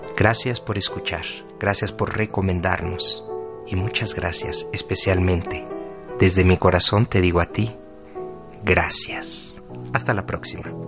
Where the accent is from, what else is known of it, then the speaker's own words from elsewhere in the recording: Mexico; Para nosotros como mexicanos